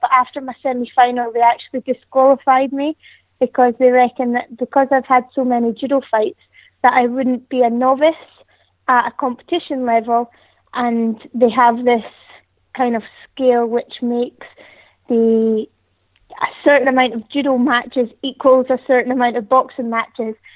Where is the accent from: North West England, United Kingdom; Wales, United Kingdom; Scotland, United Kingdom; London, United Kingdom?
Scotland, United Kingdom; the Highlands; moved away; I'm originally from the Highlands, so there's not really too much to do.